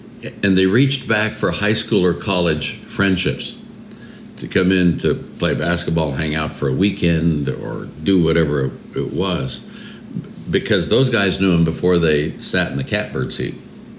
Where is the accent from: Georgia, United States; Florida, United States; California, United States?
California, United States; Oakland; moved away; also born or lived in Washington, D.C.; I'm a kid from East Oakland, California. You know, I didn't grow up in that environment or anything.